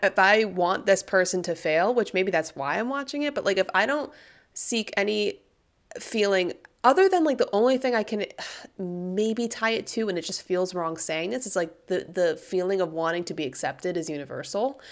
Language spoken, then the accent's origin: English; United States